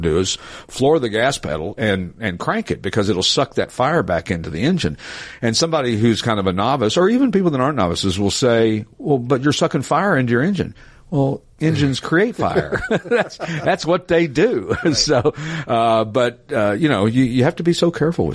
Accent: East Tennessee, United States; I'm from East Tennessee, so kinfolk is kinfolk

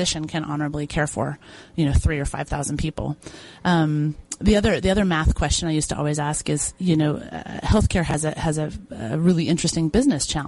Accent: Boise, Idaho, United States; I'm from Boise, Idaho

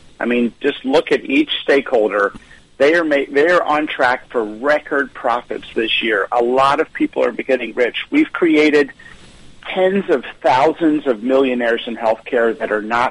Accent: near the Amish country of Pennsylvania, United States; growing up near the Amish country of Pennsylvania

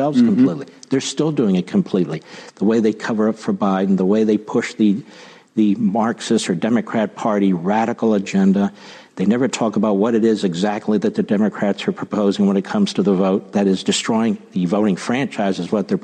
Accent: United States; We are the American people

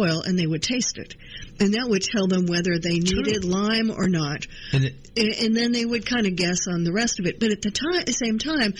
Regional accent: Illinois, United States; moved away; I grew up in the Midwest

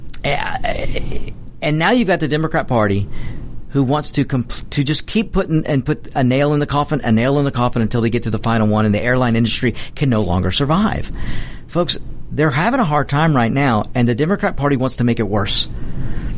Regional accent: United States; I'm an American

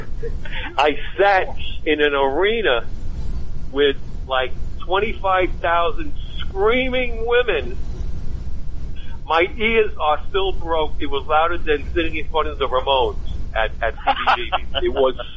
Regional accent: New York City, New York, United States; moved away; I grew up in New York City

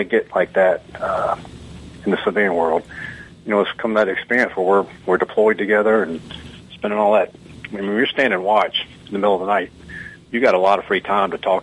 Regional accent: Georgia, United States; I'm obviously not from New York City. I'm from a small town in Georgia

